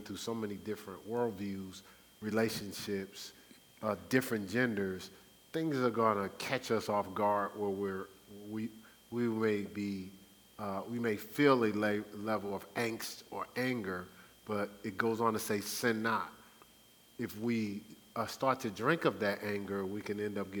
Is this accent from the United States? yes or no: yes; Newark, New Jersey, United States; my growing up in Newark